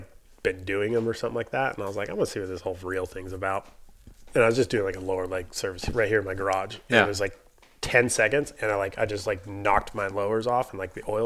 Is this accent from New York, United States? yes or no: no; South Dakota, United States; I grew up in the Midwest in South Dakota, primarily just on a ranch and ranching family